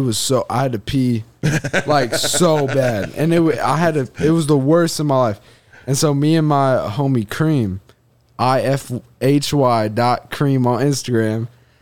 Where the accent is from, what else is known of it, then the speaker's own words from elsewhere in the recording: Indiana, United States; It's because I'm from Indiana.